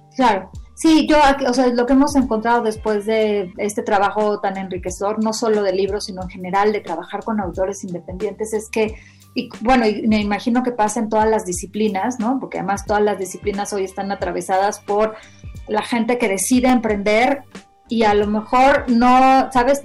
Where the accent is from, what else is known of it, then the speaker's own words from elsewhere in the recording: Mexico; éramos mexicanos